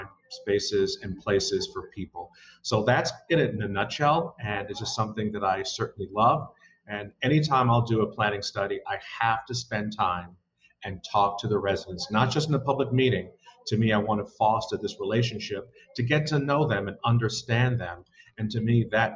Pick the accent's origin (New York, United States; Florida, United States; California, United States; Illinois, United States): New York, United States; New York City; born and bred in New York, grew up in Brooklyn, not far from Prospect Park